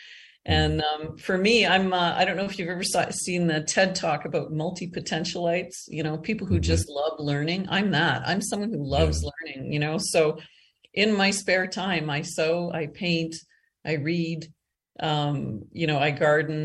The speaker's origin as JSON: {"language": "English", "region": "Eastern Canada", "country": "Canada", "tie": "born or raised there", "also_born_or_lived": "Calgary, Alberta, Canada", "moved": "yes", "lives_now": "Costa Rica", "said": "I grew up in Eastern Canada, and then I moved out west and lived in Calgary for almost 30 years"}